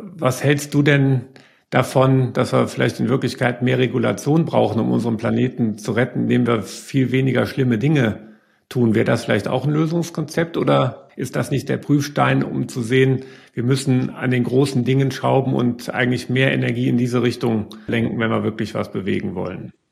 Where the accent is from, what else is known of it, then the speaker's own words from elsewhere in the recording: Germany; als Deutsche